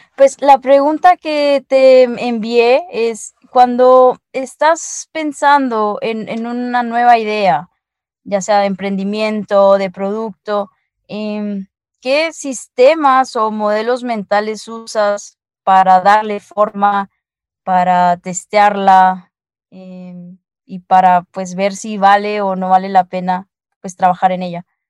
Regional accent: El Salvador; now in Guatemala; ahora por las, por las fiestas ando aquí en mi tierra, que es en El Salvador, y, pero normalmente te escucho allá, que es donde vivo, en Guatemala

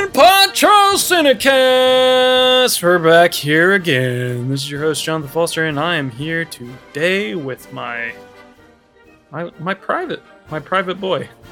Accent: United States; I'm American

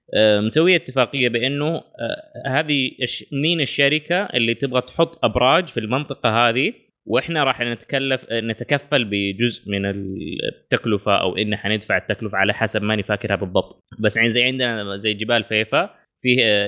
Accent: Saudi Arabia; اغلب المناطق الحدوديه عندنا في الجنوب

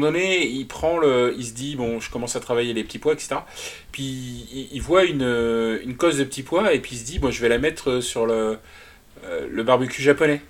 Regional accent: Nantes, Pays de la Loire, France; je suis nantais

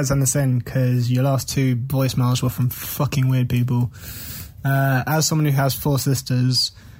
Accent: United Kingdom; as a British person

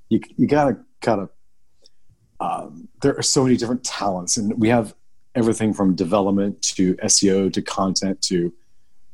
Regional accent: Sacramento, California, United States; So I grew up in Northern California. I grew up in Sacramento

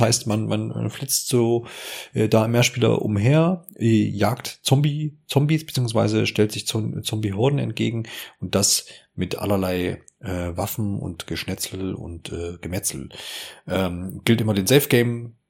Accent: Erfurt, Thuringia, Germany; von Ingolstadt nach Erfurt, meine Heimatstadt

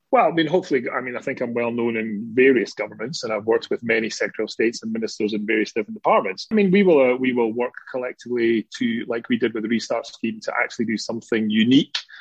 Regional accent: Scotland, United Kingdom; being a Scottish working class lad

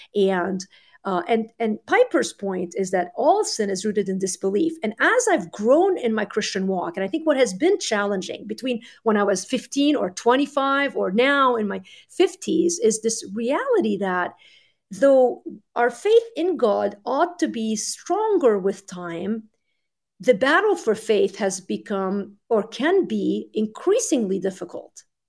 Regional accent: Lebanon; moved away; I grew up in Lebanon in the 80s. We moved in 87.

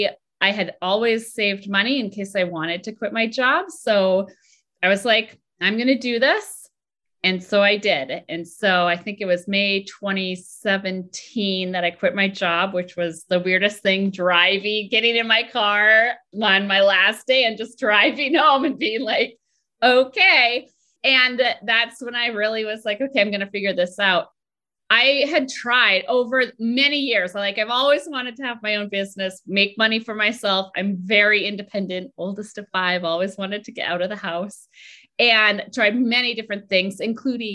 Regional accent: Minnesota, United States; moved away as an adult; also born or lived in Boston; I grew up in Minnesota and I went to college at home.

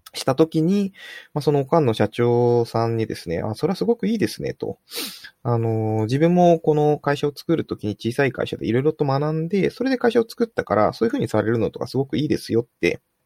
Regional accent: Fukuoka, Japan; 福岡出身なんですけれども

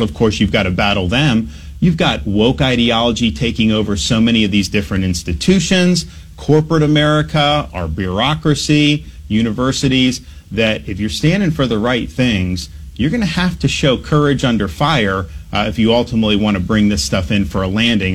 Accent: Dunedin, Florida, United States; moved away as an adult; also born or lived in New Haven, Connecticut; growing up in Dunedin

